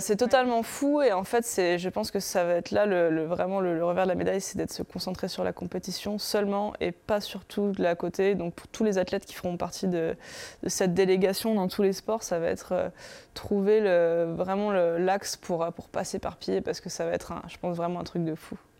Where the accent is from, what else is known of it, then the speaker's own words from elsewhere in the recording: Paris, Île-de-France, France; je suis parisienne, donc c'est chez soi